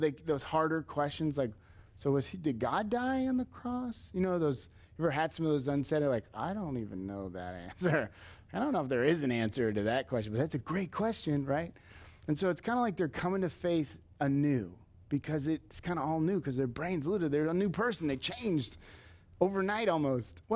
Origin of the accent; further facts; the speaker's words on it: Leo, United States; growing up in Leo, it was Leo kids.